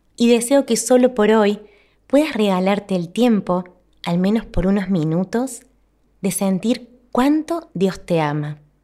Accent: Argentina; mi país, en Argentina

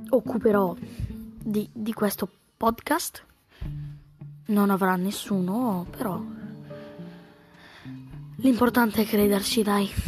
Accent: Bergamo, Lombardy, Italy; vengo da Bergamo

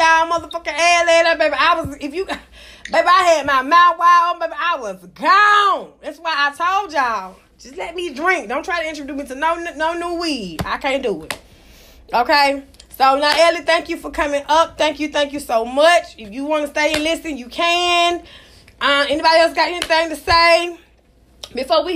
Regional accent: United States; I was raised in AC

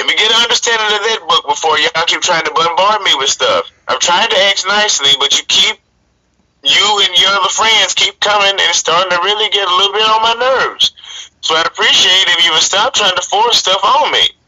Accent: Arkansas, United States; moved away as an adult; now in Wisconsin, United States; I'm originally from Arkansas.

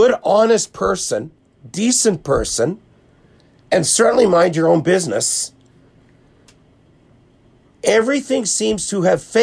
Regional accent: Winnipeg, Manitoba, Canada; we grew up in the same neighborhood.

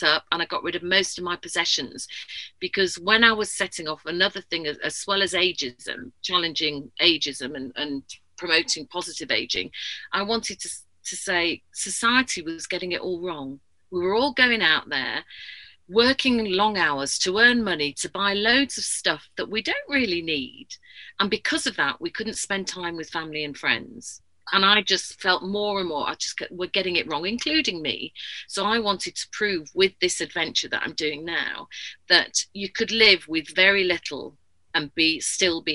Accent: Yorkshire and the Humber, United Kingdom; moved away as an adult; also born or lived in South of England; being a Yorkshire lass, even though I've lived down south for 20 years

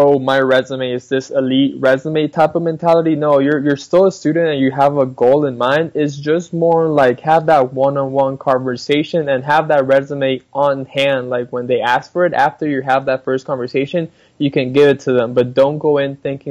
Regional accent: Colombia; also born or lived in Ohio / Dallas, Texas; now in United States; I was born and raised in Colombia, South America.

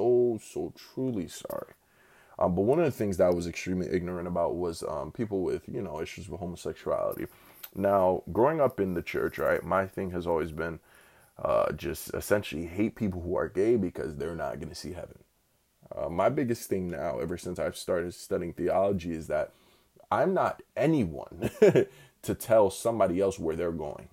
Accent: Newark, New Jersey, United States; I'm from Newark, New Jersey.

